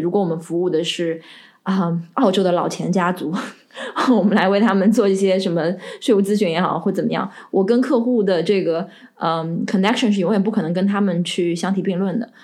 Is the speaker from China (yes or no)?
yes; Shanghai, China; now in Melbourne, Australia; 我是上海人